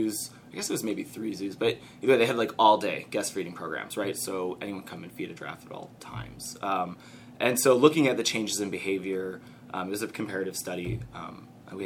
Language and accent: English; Detroit, Michigan, United States; moved away as an adult; now in Cincinnati, United States; I'm from Metro